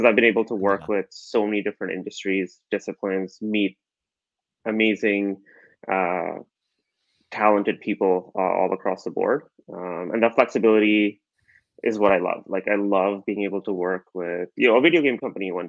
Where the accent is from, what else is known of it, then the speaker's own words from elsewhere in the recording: Calgary, Alberta, Canada; I grew up in Calgary